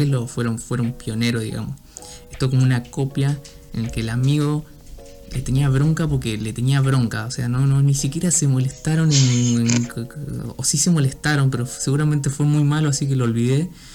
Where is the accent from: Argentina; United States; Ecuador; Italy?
Argentina; Rosario, Santa Fe; yo soy de, digamos, de Santa Fe, de, de, de Rosario